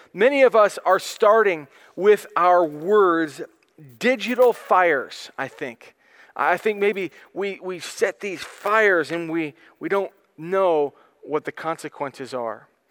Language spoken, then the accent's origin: English; United States; I am an American. I am glad to be an American.